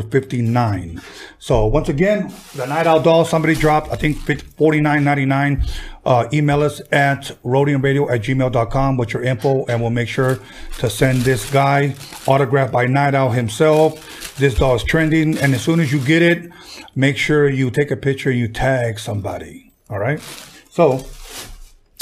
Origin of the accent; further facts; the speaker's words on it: Wilmington, California, United States; I'm from Wilmington